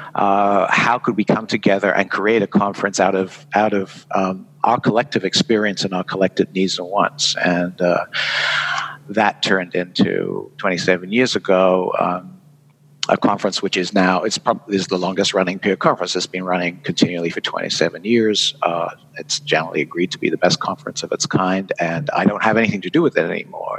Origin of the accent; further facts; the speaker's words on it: United Kingdom; accent: British; moved away as an adult; now in Vermont, United States; I'm a Brit.